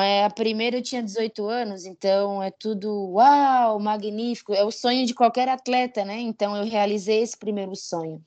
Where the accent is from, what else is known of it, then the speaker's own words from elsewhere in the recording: Criciúma, Santa Catarina, Brazil; also born or lived in Jaguaretama, Ceará; now in São Paulo, Brazil; Eu fui criada no, em Criciúma, Santa Catarina, né? Fui alfabetizada. Minha vida foi em, em Santa Catarina.